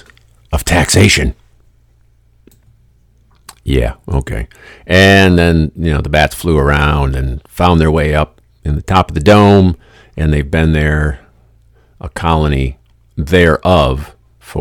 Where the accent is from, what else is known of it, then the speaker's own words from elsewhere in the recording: Lansing, Michigan, United States; I grew up here in Lansing, Michigan.